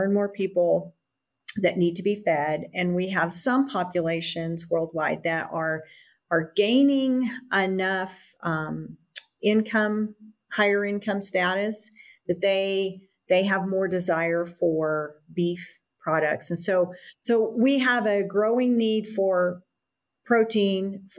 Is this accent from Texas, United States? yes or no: yes; Amarillo, Texas, United States; I grew up outside of Amarillo, Texas, on an integrated farm, dry land farming operation